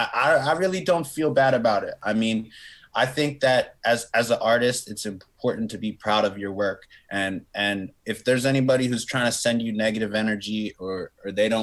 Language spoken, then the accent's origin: English; Philadelphia, Pennsylvania, United States; I am still here in Philly. I'm from Philly. Haven't moved